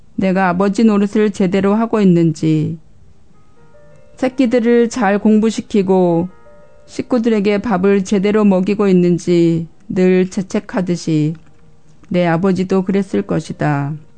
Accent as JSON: {"language": "Korean", "country": "South Korea", "tie": "born or raised there", "moved": "yes", "said": "이곳에 사는 저희들은 모두 태어난 나라를 떠나 살고 있는 사람들이잖아요"}